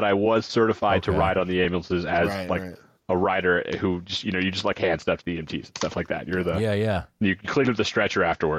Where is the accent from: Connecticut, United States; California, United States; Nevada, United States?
Connecticut, United States; I grew up in Connecticut.